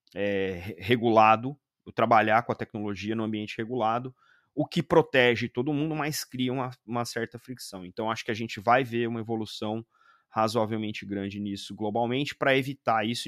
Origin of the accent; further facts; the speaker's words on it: Brazil; enquanto brasileiros